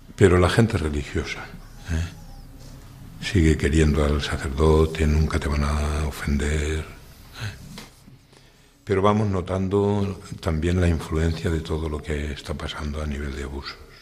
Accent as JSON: {"language": "Spanish", "town": "Utiel", "region": "Valencian Community", "country": "Spain", "tie": "born or raised there", "moved": "as an adult", "lives_now": "Copiapó, Chile", "said": "soy de Utiel, nacido en Utiel"}